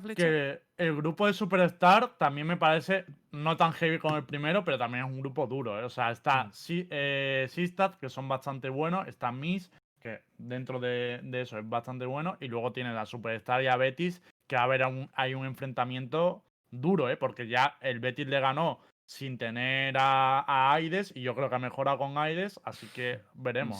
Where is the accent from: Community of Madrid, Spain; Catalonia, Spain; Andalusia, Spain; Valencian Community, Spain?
Andalusia, Spain; soy andaluz